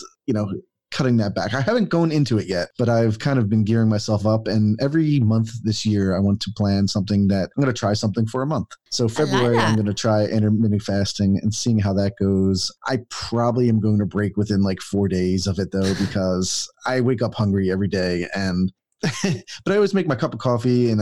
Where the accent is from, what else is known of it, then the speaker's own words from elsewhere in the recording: Philadelphia, Pennsylvania, United States; moved away as an adult; now in Atlanta, United States; I'm from Philadelphia, Pennsylvania, and I moved to Atlanta, Georgia for this job. It was the first time I'm 46 now. Well, I will be 46. And this is the first kind of time I've left my hometown ever to be somewhere else.